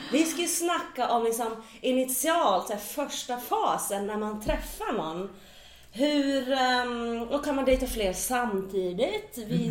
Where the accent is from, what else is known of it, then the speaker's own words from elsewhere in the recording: Finland; Jag har ju den här finlandssvenska liksom rakheten